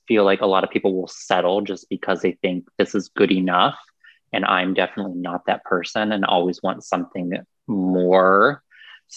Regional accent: Newark, Ohio, United States; now in Columbus, United States; I grew up in Newark, kind of like on the line

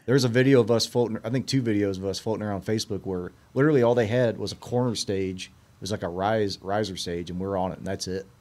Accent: Red Bud, Illinois, United States; now in Evansville, Illinois, United States; I'm originally from, uh, a little town called Redbud, Illinois

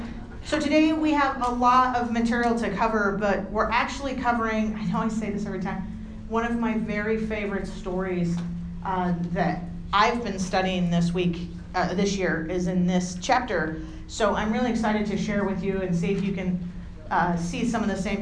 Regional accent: San Diego, California, United States; now in Utah, United States; I grew up in San Diego, I lived in Northern California for about a decade, and then I've lived here for quite a time.

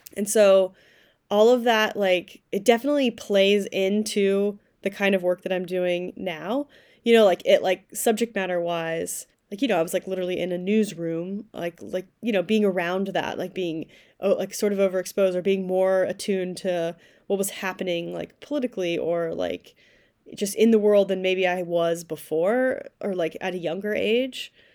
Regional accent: Kentucky, United States; moved away as an adult; also born or lived in New York; now in upstate New York, United States; I went to grad school at the University of Kentucky, which is where I'm from. I'm from Kentucky originally.

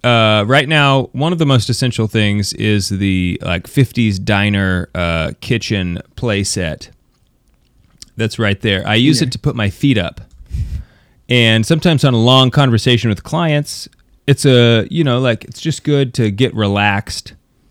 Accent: United States; I'm American

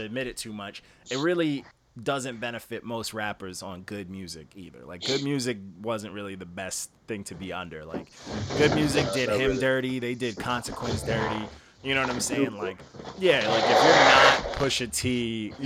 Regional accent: New York, United States; I'm from New York

